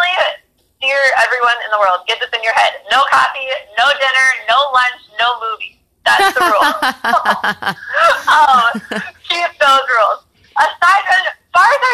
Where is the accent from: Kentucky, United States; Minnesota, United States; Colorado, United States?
Minnesota, United States; Minneapolis; I'm from Minneapolis